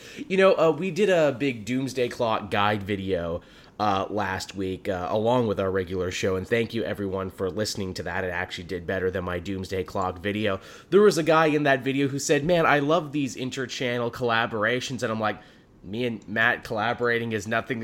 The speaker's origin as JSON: {"language": "English", "country": "Canada", "said": "as a Canadian"}